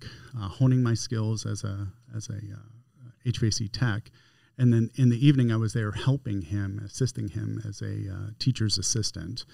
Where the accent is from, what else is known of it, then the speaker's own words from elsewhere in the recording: Las Vegas, Nevada, United States; I grew up in Las Vegas from the age of 8.